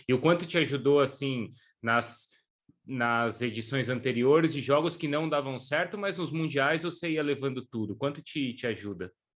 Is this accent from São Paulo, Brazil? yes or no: yes; São Paulo, Brazil; eu sou paulista